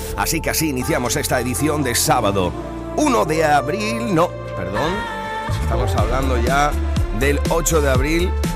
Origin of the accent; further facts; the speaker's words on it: Huelva, Andalusia, Spain; en mi tierra, en Huelva